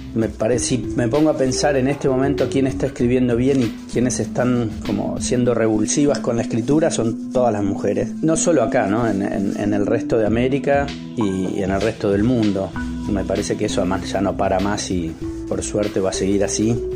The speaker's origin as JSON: {"language": "Spanish", "town": "Castelar", "region": "Buenos Aires Province", "country": "Argentina", "tie": "born or raised there", "said": "en el año 71 en Castelar, donde nací"}